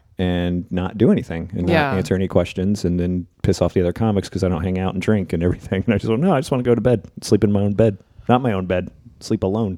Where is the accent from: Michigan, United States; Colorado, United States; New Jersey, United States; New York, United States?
New Jersey, United States; That was the bumper sticker I used to see growing up in Jersey.